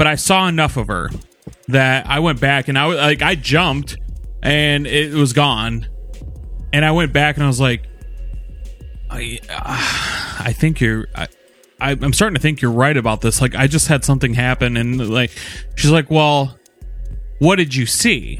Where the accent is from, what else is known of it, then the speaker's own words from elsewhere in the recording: Norfolk, Virginia, United States; now in West Michigan, United States; I was born in Virginia, Norfolk, Virginia, on April 3rd.